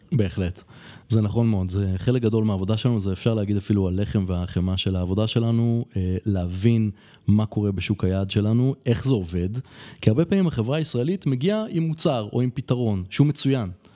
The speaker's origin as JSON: {"language": "Hebrew", "country": "Israel", "moved": "as an adult", "lives_now": "Colombia", "said": "בתור ישראלי"}